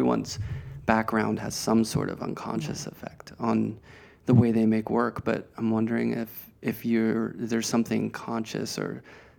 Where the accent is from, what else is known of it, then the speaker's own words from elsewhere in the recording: Pittsburgh, Pennsylvania, United States; when I grew up in Pittsburgh